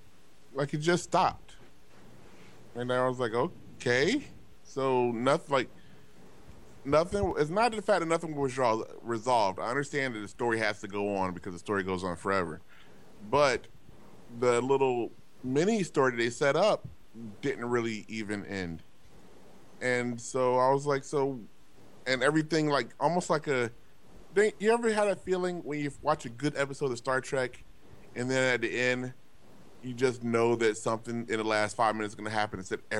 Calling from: Glendale, United States; I'm calling from Glendale for Wendell.

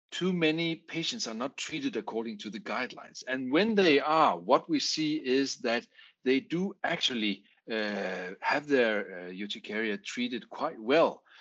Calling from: Aarhus, Central Denmark Region, Denmark; English is a second language; I'm talking here from Aarhus in Denmark.

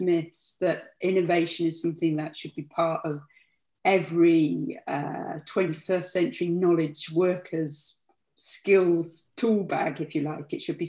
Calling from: South East England, United Kingdom

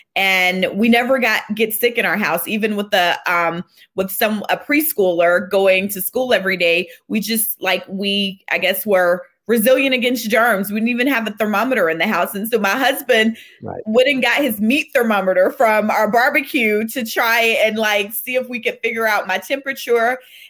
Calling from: Atlanta, Georgia, United States; I am joining you from Atlanta, Georgia, in my home office

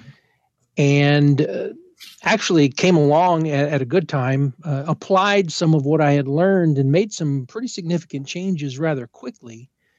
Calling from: Illinois, United States; I'm about an hour west of downtown Chicago, so in the wonderful state of Illinois.

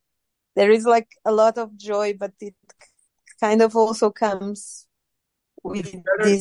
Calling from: Lisbon, Portugal

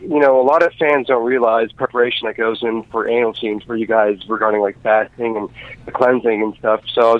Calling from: Orlando, Florida, United States; calling in from Orlando

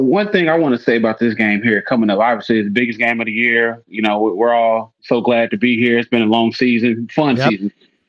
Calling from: Indiana, United States; Okay. Awesome. Yeah, I'm in Indiana, guys.

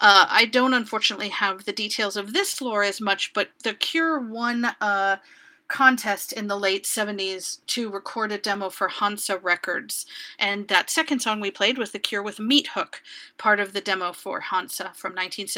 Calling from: San Diego, California, United States; I am broadcasting from San Diego

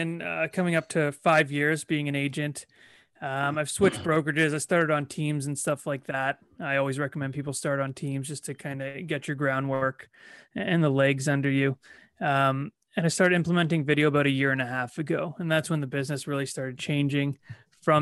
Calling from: Toronto, Ontario, Canada

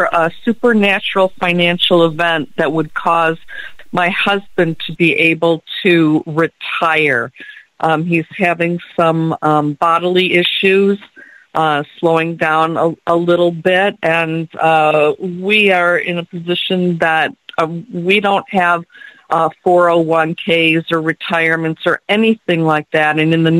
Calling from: Michigan, United States; from Michigan.

